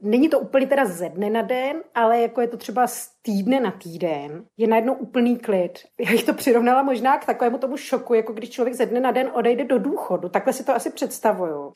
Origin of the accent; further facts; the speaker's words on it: Czechia; moved away; jsem sama Češka v cizině